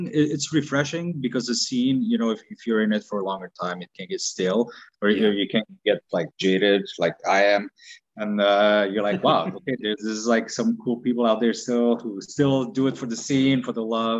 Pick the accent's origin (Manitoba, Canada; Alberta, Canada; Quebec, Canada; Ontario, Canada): Quebec, Canada; English is a second language; also born or lived in Romania; Born in Romania, came to Canada in 1995.